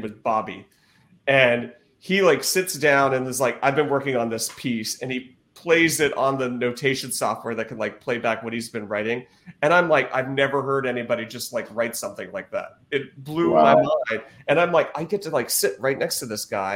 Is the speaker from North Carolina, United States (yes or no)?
yes; North Carolina, United States; I grew up in North Carolina